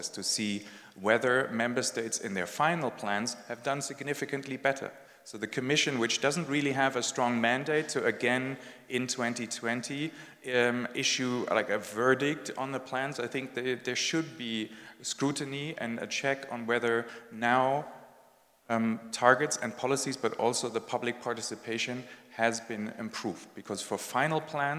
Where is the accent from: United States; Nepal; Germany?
Germany; English is a second language; My home country, Germany, came third last.